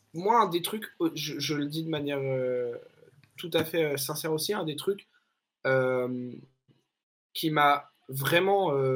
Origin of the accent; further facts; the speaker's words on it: France; en tant que Français